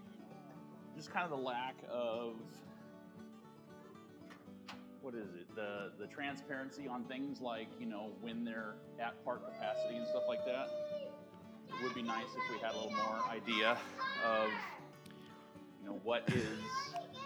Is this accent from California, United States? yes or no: yes; Southern California, United States; moved away as an adult; now in Central California, United States; grew up in Southern California